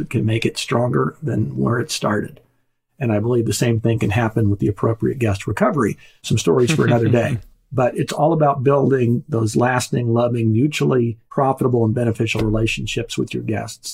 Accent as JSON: {"language": "English", "town": "Wichita", "region": "Kansas", "country": "United States", "tie": "born or raised there", "said": "growing up in Wichita, actually, Friday night was Pizza Hut night"}